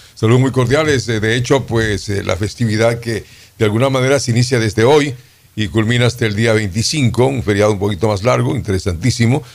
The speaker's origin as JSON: {"language": "Spanish", "town": "Guayaquil", "region": "Guayas", "country": "Ecuador", "tie": "born or raised there", "also_born_or_lived": "Riobamba", "said": "yo tenía dos años y medio, creo, cuando vine de Riobamba, que me trajeron a Guayaquil"}